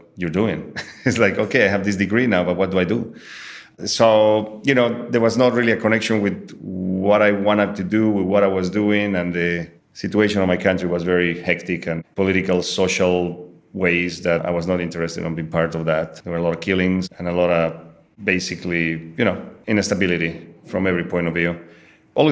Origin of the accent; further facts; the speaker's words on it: Bolivia; English is a second language; moved away as an adult; also born or lived in Israel; now in United States; I'm a Bolivian native. I was born in Bolivia.